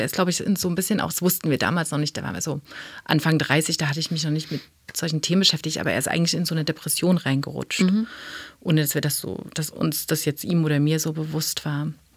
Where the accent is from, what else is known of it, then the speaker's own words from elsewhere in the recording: East Germany, Germany; meine Kindheit war in der DDR